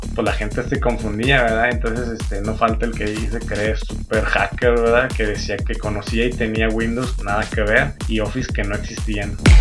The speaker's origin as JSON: {"language": "Spanish", "region": "Aguascalientes", "country": "Mexico", "accent": "cantadito", "said": "somos de Aguascalientes y recuerden que todo lo ponemos la S y cantadito, hablamos cantadito."}